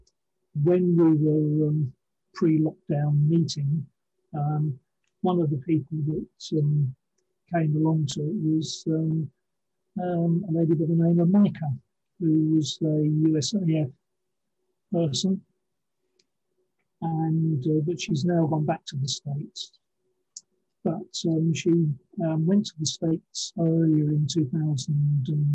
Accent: Henfield, South East England, United Kingdom; also born or lived in Brighton; now in Ipswich, United Kingdom; eventually settled just outside of Brighton, a village called Henfield, and just before I was five. So then I was sort of brought up in the Henfield village

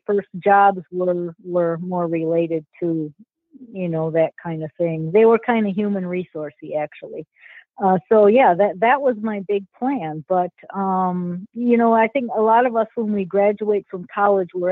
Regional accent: St. Paul, Minnesota, United States; it was a great place to grow up

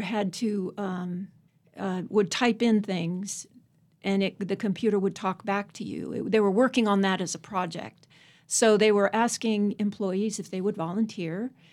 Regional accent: Alexandria, Virginia, United States; moved away as an adult; also born or lived in California; now in Abingdon, United States; originally I'm from Alexandria, Virginia. Went to Virginia Tech. Lived in California for thirty-five years

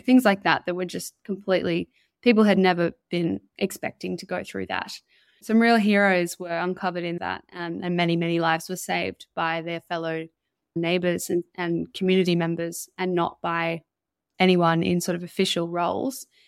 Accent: Mullumbimby, New South Wales, Australia; moved away; I grew up in Mullumbimby, and that's where, uh, my parents still live

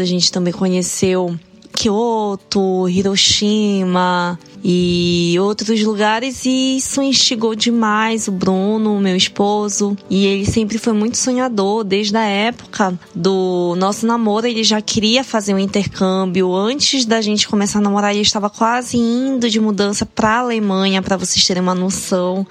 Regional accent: Belém, Pará, Brazil; moved away as an adult; also born or lived in São Paulo, Brazil; now in Japan; Nós somos nortistas de Belém do Pará, apesar de termos vivido dois anos no, no, em São Paulo

